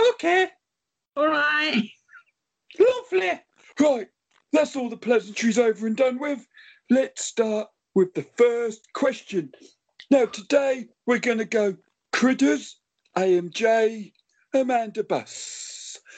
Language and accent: English; Cockermouth, North West England, United Kingdom; and I'm from Cockermouth.